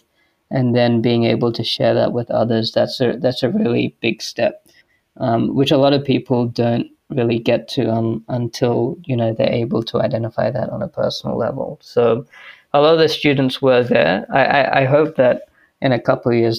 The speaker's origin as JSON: {"language": "English", "country": "Australia", "tie": "born or raised there", "also_born_or_lived": "United States", "said": "I was born and raised here in Australia."}